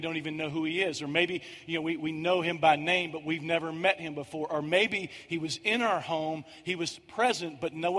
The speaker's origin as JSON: {"language": "English", "region": "Kentucky", "country": "United States", "moved": "yes", "said": "I'm from Kentucky"}